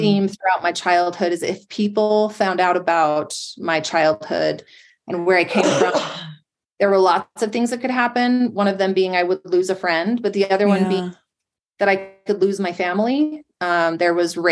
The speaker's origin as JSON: {"language": "English", "town": "West Jordan", "region": "Utah", "country": "United States", "tie": "born or raised there", "said": "I grew up in West Jordan"}